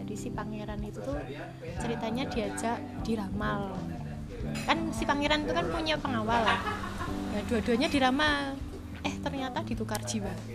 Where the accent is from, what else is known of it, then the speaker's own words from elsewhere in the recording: Java, Indonesia; accent: medok (thick Javanese); aku ngomongnya jadi medok lagi